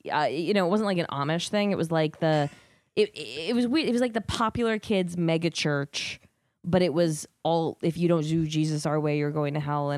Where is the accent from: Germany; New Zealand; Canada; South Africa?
Germany; Wiesbaden, Hesse; also born or lived in North Carolina; I grew up in Germany and North Carolina. I grew up in a military family.